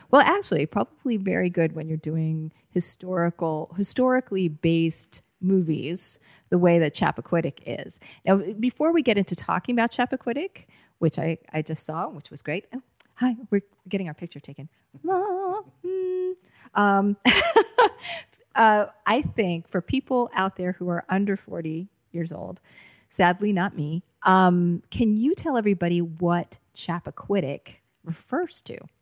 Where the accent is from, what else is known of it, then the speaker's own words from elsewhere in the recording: Boston, Massachusetts, United States; I grew up in the Boston area